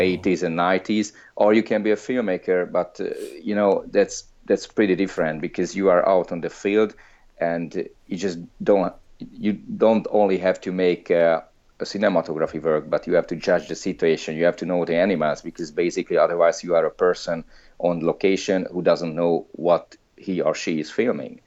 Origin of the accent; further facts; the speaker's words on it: Hungary; moved away; I'm from Hungary, I'm Hungarian, I don't live there anymore